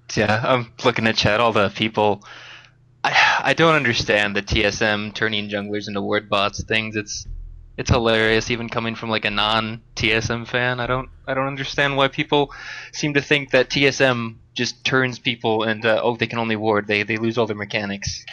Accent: Upper Peninsula of Michigan, United States; now in Wisconsin, United States; I'm from the Upper Peninsula of Michigan

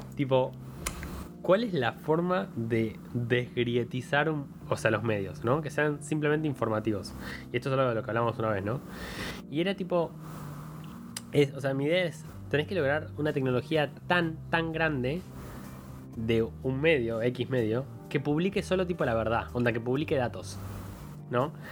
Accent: Argentina; tenemos una cosa en Argentina que es compararnos con Chile

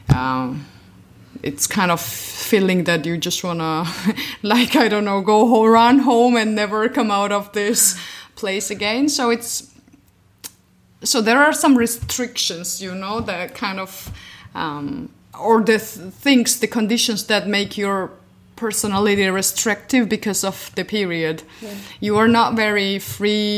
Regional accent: Georgia; moved away as an adult; now in Berlin, Germany; originally I'm from Georgia, but I've been living in Berlin since eight years already

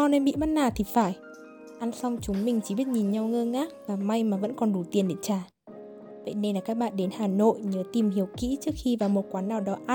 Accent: Hanoi, Vietnam; Mặc dù mình là người Hà Nội nhưng mà mình đã bị chặt chém ở chính con phố nộm này đây.

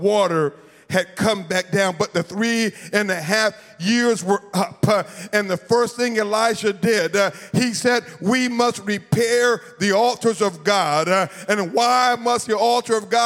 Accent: Florida, United States; I'm from Florida

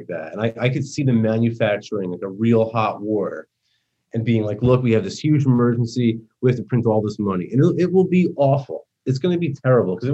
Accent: New Jersey, United States; accent: New York; moved away as an adult; now in Florida, United States; Jersey. I grew up like 5 minutes outside Manhattan. And I lived there my whole life.

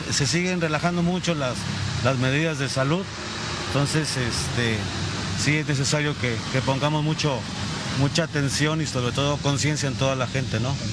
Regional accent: Tecomán, Colima, Mexico; desafortunadamente no soy de aquí, venimos de Tecomán, entonces no, no, no estoy enterado de la situación.

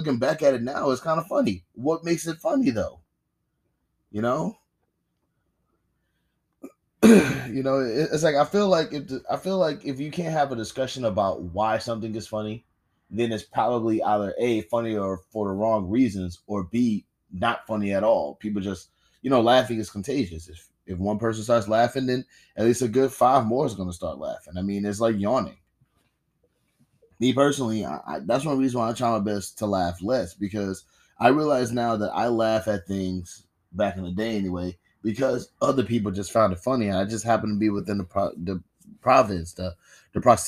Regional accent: United States; as an American

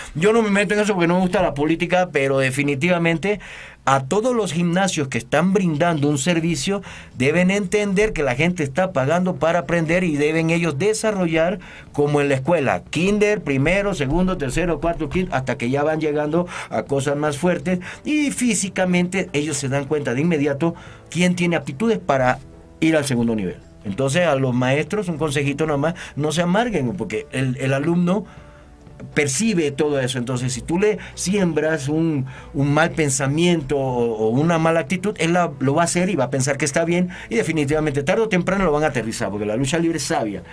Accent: Panama; now in Mexico; soy de Panamá

